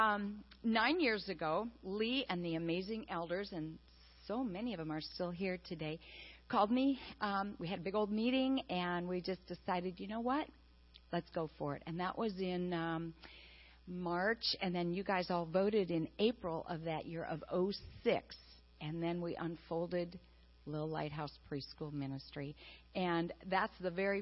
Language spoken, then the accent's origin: English; Wisconsin, United States; moved away; I am from Wisconsin, a dairy farmer's daughter